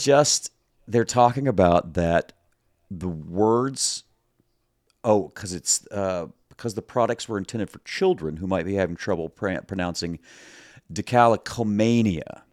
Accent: the South, United States; I'm from the South. We say decal.

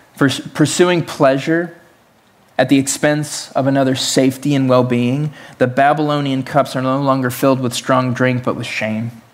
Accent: Tennessee, United States; I was raised in Tennessee, the belt buckle of the Bible Belt, in the South

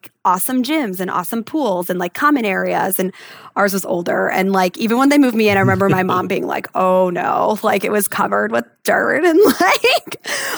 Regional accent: Chicago, Illinois, United States; moved away as an adult; I grew up in Chicago and I went to the University of Illinois

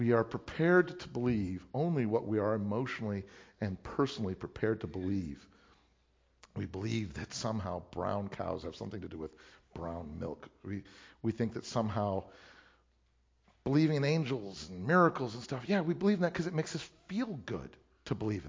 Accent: Illinois, United States; I grew up in Illinois, or I grew up in a church

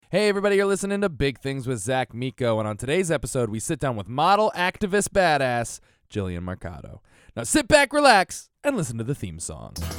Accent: Connecticut, United States; moved away; I'm from Connecticut originally.

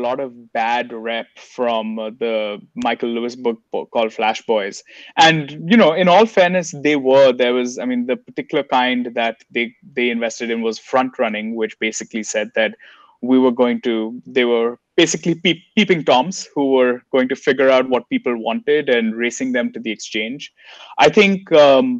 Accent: India; now in United States; as an Indian citizen in the US

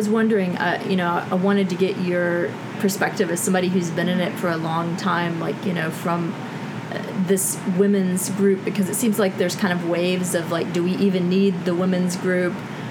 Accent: Southern United States, United States; I know I grew up in the South, and I feel like there's that attitude that it's more of a women's

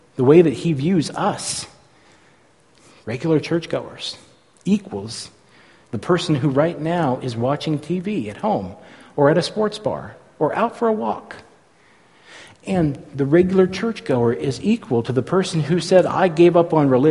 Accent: San Francisco Bay Area, California, United States; born or raised there

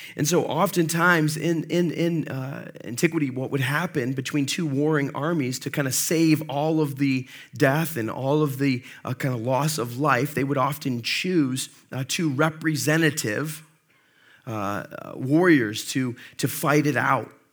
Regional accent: Monroe, United States; I grew up in Monroe

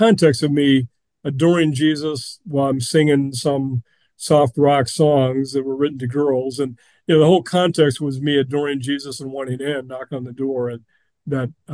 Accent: West Linn, Oregon, United States; also born or lived in Pullman, Washington; I was born in Oregon City, Oregon for lack of a hospital in West Lynn, Oregon, where I grew up

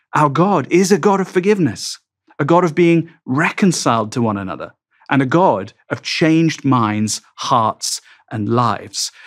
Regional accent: England, United Kingdom; I'm English

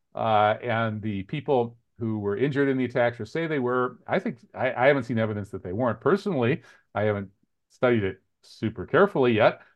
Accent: United States; we Americans

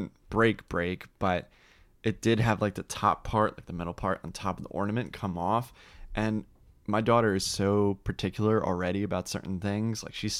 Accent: New Jersey, United States; He lives out in Seattle now, but he was a great friend of mine when I grew up in New Jersey.

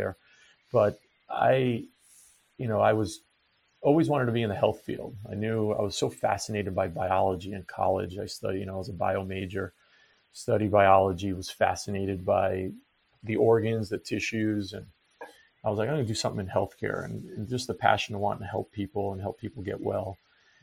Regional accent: Long Island, New York, United States; moved away as an adult; I grew up in Long Island, New York

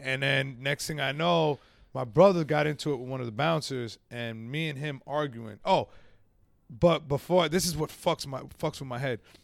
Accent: Yonkers, New York, United States; moved away as an adult; also born or lived in Central Alabama; I grew up in Yonkers

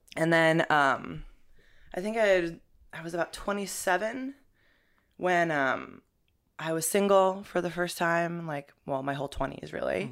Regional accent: New Jersey, United States; moved away as an adult; also born or lived in Boulder, Colorado / Europe; now in New York, United States; I'm originally from Jersey, but I, uh, moved out to Boulder, Colorado

